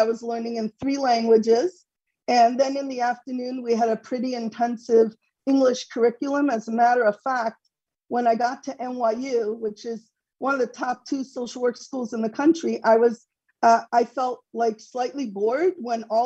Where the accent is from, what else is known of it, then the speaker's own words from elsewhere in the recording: Monsey, New York, United States; I'm a born and bred Muncie person, Muncie, New York